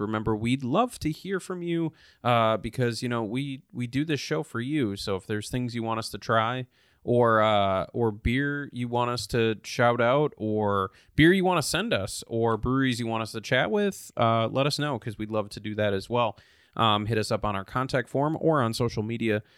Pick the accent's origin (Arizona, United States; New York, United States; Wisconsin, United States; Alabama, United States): Wisconsin, United States; moved away; craft, uh, craft beer spot in my hometown.